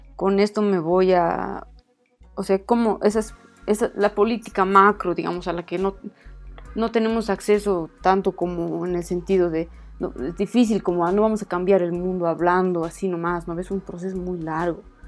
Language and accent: Spanish; Bolivia; soy boliviana